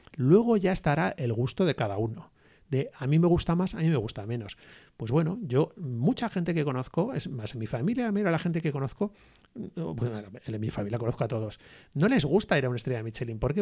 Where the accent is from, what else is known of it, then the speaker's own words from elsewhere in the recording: Basque Country, Spain; nosotros somos del País Vasco